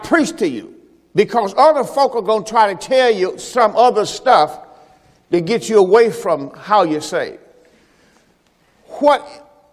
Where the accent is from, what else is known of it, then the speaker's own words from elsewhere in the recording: Mississippi, United States; I'm from the South, from Mississippi, the plantation